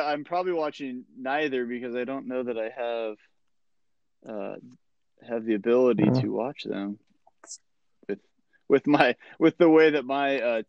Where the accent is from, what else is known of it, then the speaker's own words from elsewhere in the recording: Lincoln, Nebraska, United States; moved away as an adult; now in Omaha, United States; I grew up in Lincoln